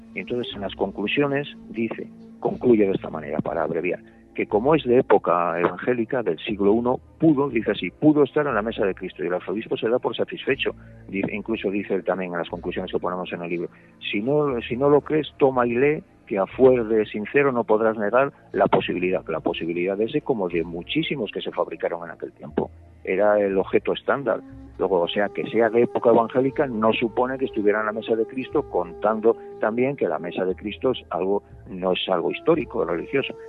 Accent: León, Castile and León, Spain; yo soy de León y conozco bien el tema, toda la vida

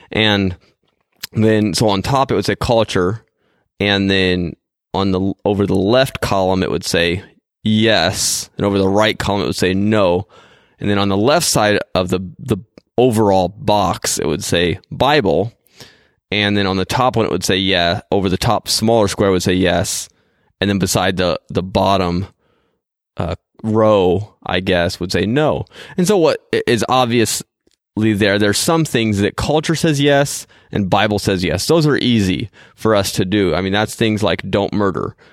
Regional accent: Japan; most of you know that I am, you know, a missionary kid, and so I grew up in Japan.

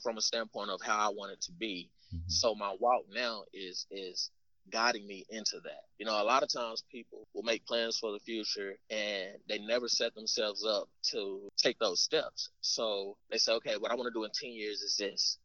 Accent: Arkansas, United States; moved away; we're from Arkansas

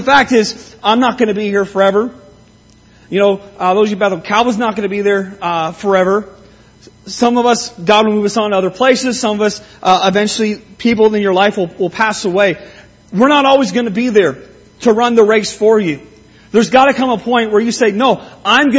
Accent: Simcoe, Ontario, Canada; moved away; When I learned to drive growing up in Simcoe, I never bothered with learning the names of the streets there

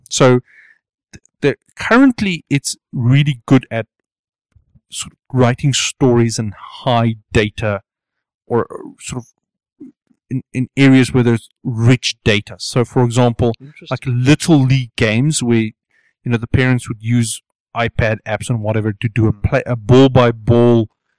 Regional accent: South East England, United Kingdom; I come from Hampshire.

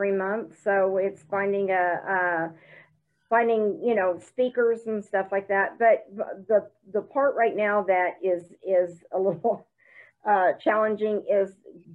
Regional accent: the South, United States; now in Broken Arrow, United States; I'm from the South.

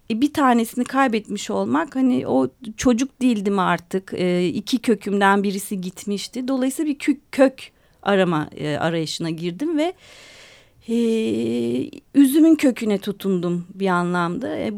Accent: Istanbul, Turkey; born there; also born or lived in Adana; Biz Adanalıyız yani ailem ben İstanbul'da doğdum ama annem e, anneannem çocukluğumda bütün yaz tatillerim Adana'da geçti.

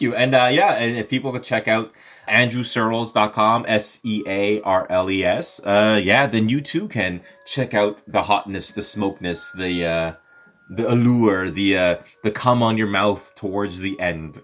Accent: Montreal, Quebec, Canada; also born or lived in Los Angeles; born and raised in Montreal, now living part-time in Los Angeles

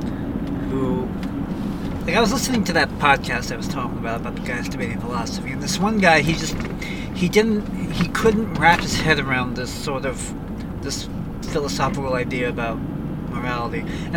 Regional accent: Brownsville, Texas, United States; For me, it's, I get that emotion with the house I grew up in Brownsville.

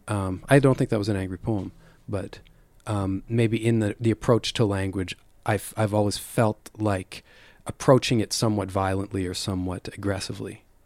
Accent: Calgary, Alberta, Canada; moved away; growing up in Calgary

